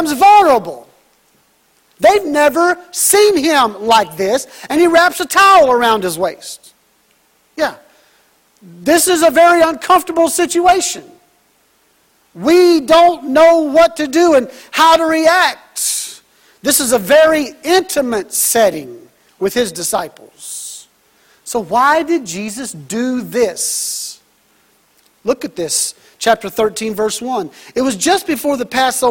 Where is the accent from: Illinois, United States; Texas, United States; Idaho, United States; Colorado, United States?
Texas, United States; I'm from Texas, so I'm rooting for Baylor